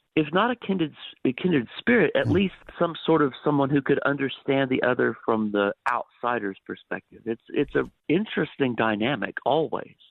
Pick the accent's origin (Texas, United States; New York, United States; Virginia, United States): Texas, United States; Dallas; also born or lived in Missouri / North Carolina; was born and raised in the Dallas area here in Texas.